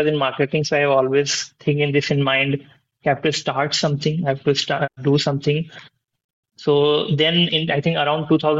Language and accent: English; India; I was born in India and lived in multiple cities here.